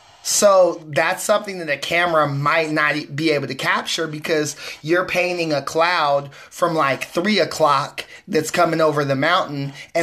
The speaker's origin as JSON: {"language": "English", "region": "West Coast", "country": "United States", "said": "I'm your host from the West Coast"}